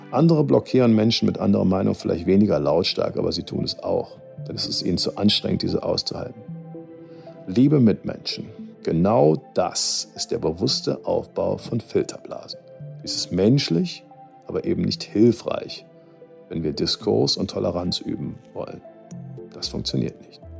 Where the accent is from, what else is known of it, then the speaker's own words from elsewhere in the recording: Cologne, North Rhine-Westphalia, Germany; Ich will meine Gedanken beenden, wie es zu mir als Kölner am besten passt. Mit einer Titelzeile der Kölner Band